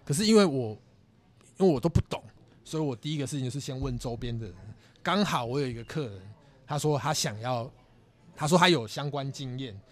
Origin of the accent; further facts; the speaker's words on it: Chiayi, Taiwan; 我是嘉义人嘛